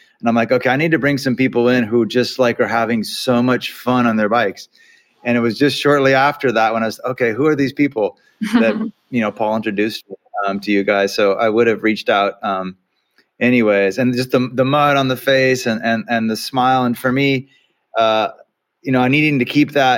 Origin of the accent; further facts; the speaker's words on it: California, United States; as a Californian